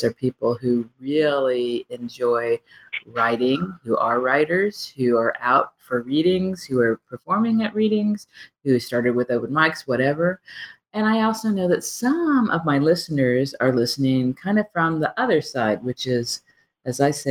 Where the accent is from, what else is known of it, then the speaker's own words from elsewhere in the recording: Midwest, United States; Being a Midwesterner